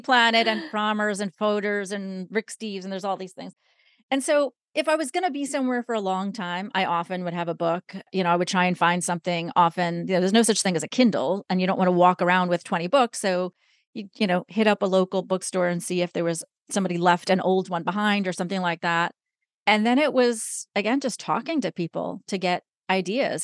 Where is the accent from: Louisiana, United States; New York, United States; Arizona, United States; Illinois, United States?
New York, United States; I am originally from New York.